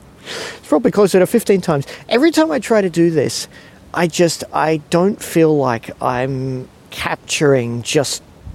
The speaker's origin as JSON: {"language": "English", "country": "Singapore", "tie": "born or raised there", "lives_now": "Australia", "said": "It was funny when I was growing up in Singapore and we'd come back to Australia for holidays"}